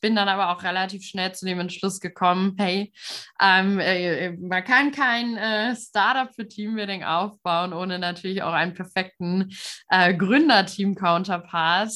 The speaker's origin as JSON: {"language": "German", "town": "Frankfurt", "region": "Hesse", "country": "Germany", "tie": "born or raised there", "also_born_or_lived": "Münsterland", "moved": "as an adult", "said": "ich bin auch aufgewachsen hier in der Frankfurter Region"}